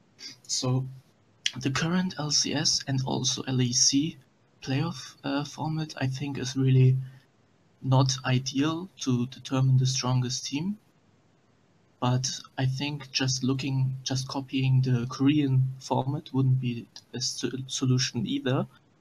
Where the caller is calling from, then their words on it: Cologne, North Rhine-Westphalia, Germany; I'm actually calling from Cologne, Germany.